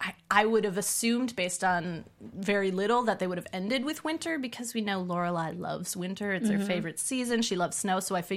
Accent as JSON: {"language": "English", "region": "East Coast", "country": "United States", "said": "I'm from a tiny town on the East Coast, and so it really, in so many ways, I mean, I'm Irish, obviously … so, like, a crazy, like, fast-talking Irish family is sort of my thing as well"}